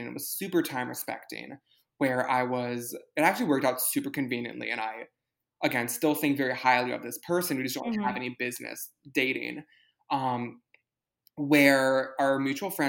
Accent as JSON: {"language": "English", "town": "New York City", "region": "New York", "country": "United States", "tie": "born or raised there", "said": "You and I grew up in New York City"}